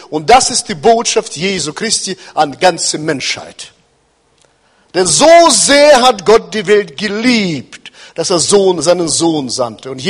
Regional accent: Kazakhstan; German is a second language; now in Hannover, Germany; wir wohnen in Hannover, sondern er kommt nicht aus Hannover, sondern ich bin, wir sind 34 Jahre in Deutschland. Ich bin in Kasachstan geboren, da bin ich aufgewachsen.

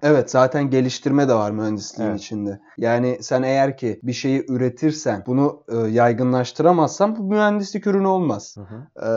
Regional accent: Istanbul, Turkey; İstanbul'da doğup büyüdüğümüz için

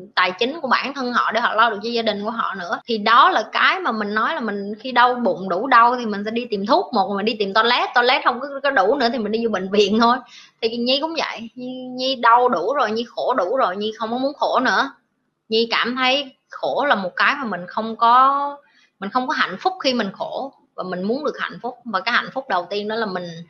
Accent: Vietnam; mình cũng là người Việt Nam

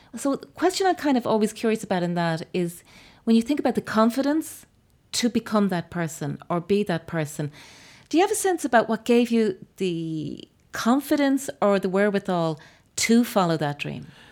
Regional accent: Ireland

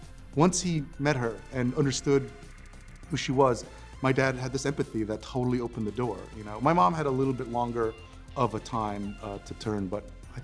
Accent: New York, United States; growing up in New York at that time in the late 80s, early 90s

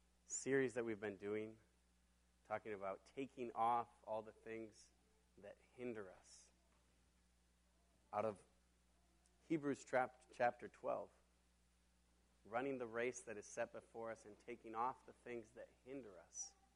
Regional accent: Mexico; now in Minneapolis, United States; And I grew up in Mexico, and I got to go back to Mexico a little bit over a week ago.

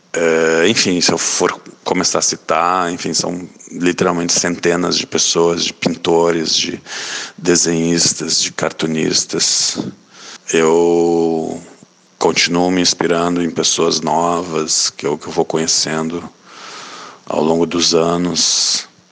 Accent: Rio Grande do Sul, Brazil; moved away as an adult; now in Rio de Janeiro, Brazil; nasci no Rio Grande do Sul e moro no Rio de Janeiro desde 99.

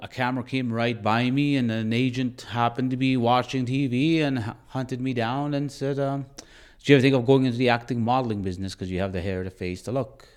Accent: Bigstone Cree Nation, Northern Alberta, Canada; moved away; I'm originally from Northern Alberta, from a reserve called Big Stone Crane Nation.

